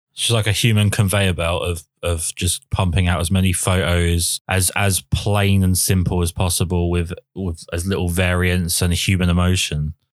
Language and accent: English; United Kingdom; being a British man